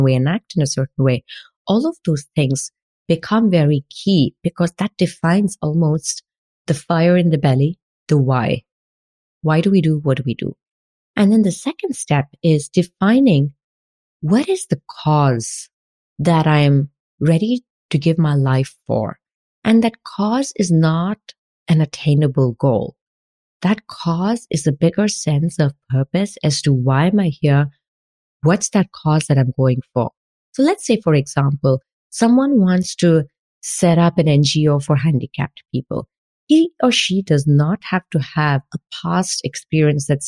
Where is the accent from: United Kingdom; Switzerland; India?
India; moved away as an adult; now in France; As an Indian who was working like 14 hours in an IT company in India